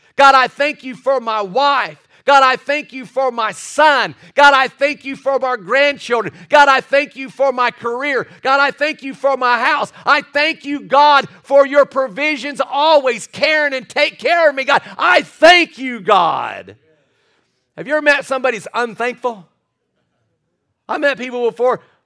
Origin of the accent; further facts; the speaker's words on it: Scottsburg, Indiana, United States; moved away as an adult; also born or lived in Carmel, Indiana; I was from Scottsburg, Indiana.